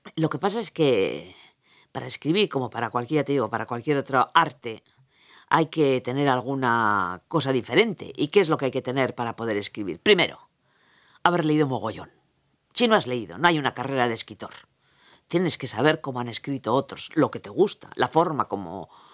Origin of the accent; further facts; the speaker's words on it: Basque Country, Spain; first language Spanish; also born or lived in France / Larrabetzu; no soy escritora española porque soy vasca